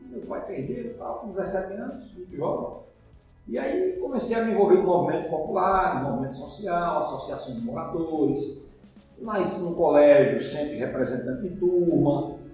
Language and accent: Portuguese; Arcoverde, Pernambuco, Brazil; eu sou filho natural de Arco Verde, nasci em Arco Verde, meu pai é contabilista, minha mãe dona em casa, sou uma família de mais três irmãos e fiz o meu colegial aqui em Arco Verde